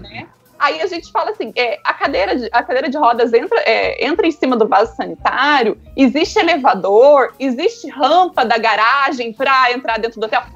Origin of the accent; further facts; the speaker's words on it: Santa Rita do Sapucaí, Minas Gerais, Brazil; sou aqui do sul de Minas, Santa Rita do Sapucaí